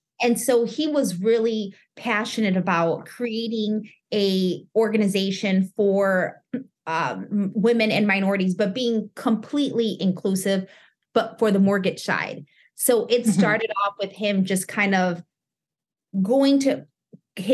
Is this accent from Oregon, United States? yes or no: no; Chicago, Illinois, United States; It started, I'm originally from Chicago, and it started at a title company back in 2001.